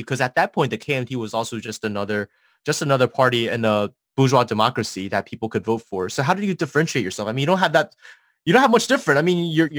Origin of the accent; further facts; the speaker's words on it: Taiwan; we were all born and raised in Taiwan